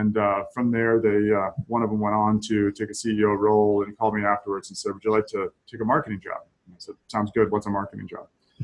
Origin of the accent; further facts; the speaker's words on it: Camden, Maine, United States; also born or lived in Brooklyn, Maine / south of Boston; Spent a lot of time on the coast of Maine when I was a young child, towns like Camden and Brooklyn, Maine. And then moved south of Boston